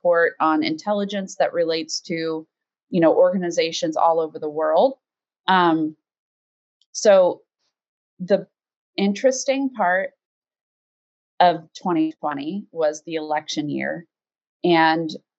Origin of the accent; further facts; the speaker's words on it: United States; as an American